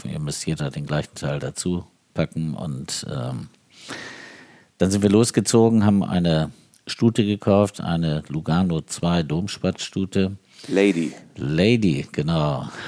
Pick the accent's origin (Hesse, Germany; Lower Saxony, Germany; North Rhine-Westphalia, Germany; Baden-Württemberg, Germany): Lower Saxony, Germany; Uthlede; ich komme aus Udlede, wir können